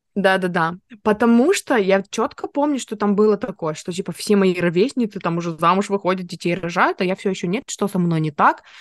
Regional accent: Nizhnevartovsk, Khanty-Mansi Autonomous Okrug, Russia; born or raised there; moved away

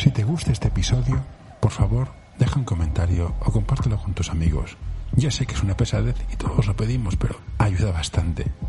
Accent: Barcelona, Catalonia, Spain; yo soy de Barcelona

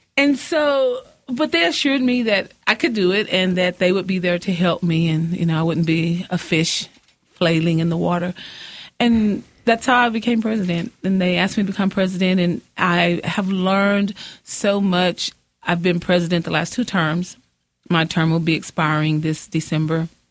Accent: Midland, Texas, United States; also born or lived in Odessa, Texas; I was born in Odessa, uh-huh. moved here in the ninth grade, went to Austin

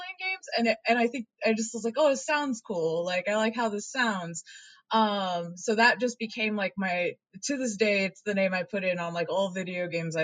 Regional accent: Oregon, United States; moved away; So I'm originally from Oregon

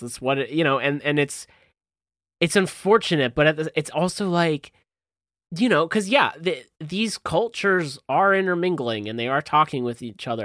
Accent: New Jersey, United States; I'm from Jersey

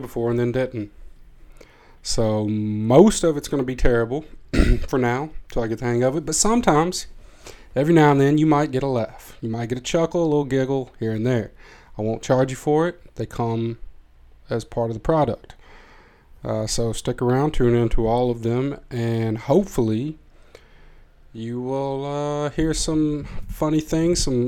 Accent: Tennessee, United States; now in Amsterdam, Netherlands; I am from Tennessee, from a small place in Tennessee, not Nashville

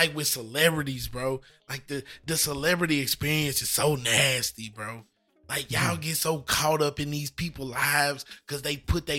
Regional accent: United States; I'm an American.

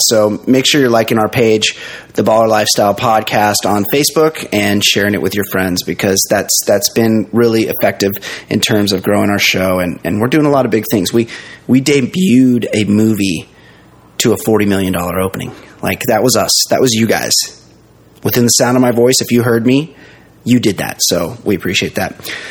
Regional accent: United States; being American

